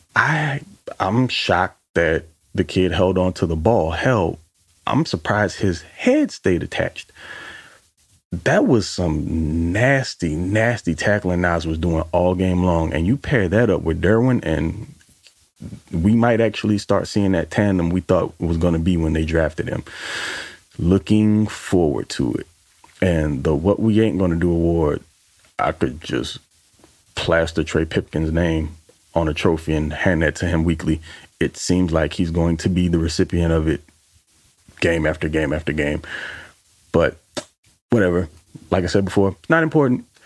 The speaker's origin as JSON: {"language": "English", "town": "New Orleans", "region": "Louisiana", "country": "United States", "said": "I'm from New Orleans"}